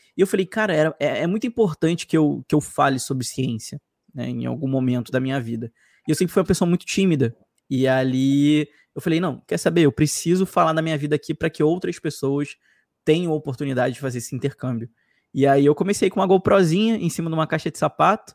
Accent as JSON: {"language": "Portuguese", "region": "Rio de Janeiro", "country": "Brazil", "accent": "carioca", "said": "eu sou carioca, chio muito"}